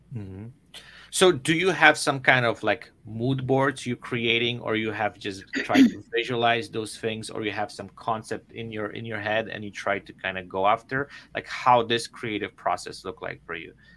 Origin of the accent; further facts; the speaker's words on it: Poland; moved away; I'm originally from Poland.